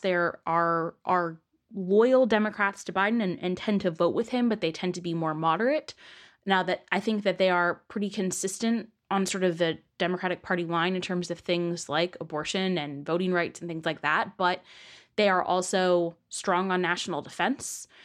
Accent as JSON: {"language": "English", "area": "east of San Francisco", "region": "California", "country": "United States", "moved": "yes", "said": "I am from east of San Francisco"}